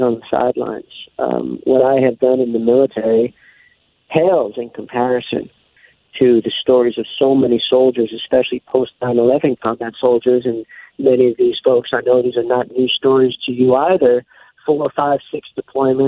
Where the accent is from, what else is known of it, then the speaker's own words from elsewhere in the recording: New York, United States; I came from New York